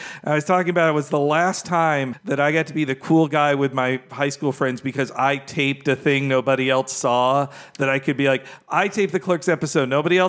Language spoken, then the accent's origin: English; Florida, United States; I grew up in Florida.